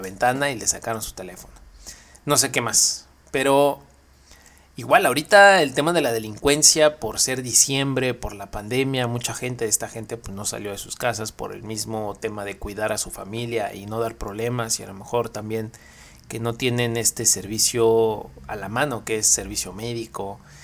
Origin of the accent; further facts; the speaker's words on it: Mexico; siendo mexicano